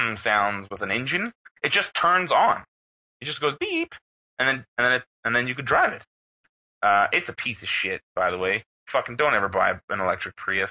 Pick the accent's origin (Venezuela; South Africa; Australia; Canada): Canada; I'm from Canada